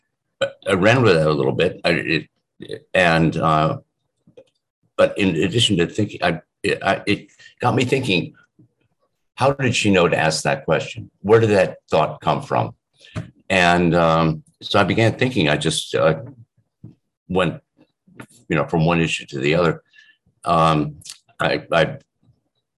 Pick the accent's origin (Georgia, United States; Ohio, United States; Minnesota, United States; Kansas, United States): Ohio, United States; Shaker Heights; I grew up in outside Cleveland, Ohio, suburb on the east side called Shaker Heights